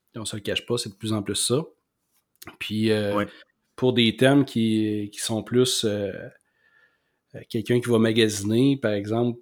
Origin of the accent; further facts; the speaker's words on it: Quebec City, Quebec, Canada; moi, je suis de Québec, mais j'habite à Saint-Émile